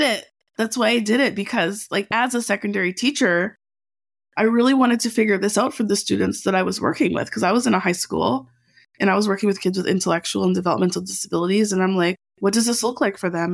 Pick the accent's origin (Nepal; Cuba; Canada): Canada; Edmonton, Alberta; now in Vancouver, Canada; I'm from Alberta